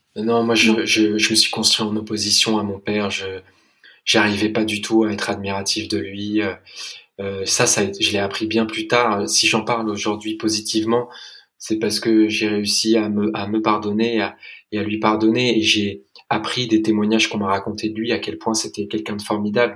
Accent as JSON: {"language": "French", "region": "London", "country": "United Kingdom", "tie": "born or raised there", "said": "J'ai grandi à Londres et j'ai été scolarisé dans, une école anglaise"}